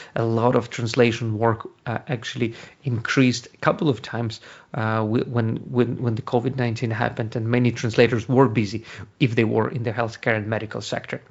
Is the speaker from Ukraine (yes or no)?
yes; Ukraine; English is a second language; moved away as an adult; now in Ireland; Originally, I'm from Ukraine. That's, that's, uh, where you get, uh, hear the accent, but I've been, uh, living in Ireland for the past eleven year, uh, eighteen years